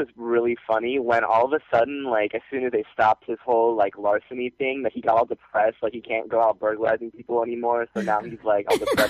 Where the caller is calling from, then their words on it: Florida, United States; from Florida.